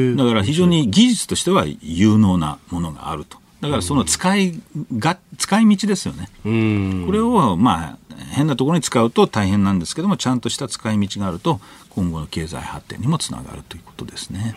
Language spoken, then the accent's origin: Japanese; United States; アメリカ人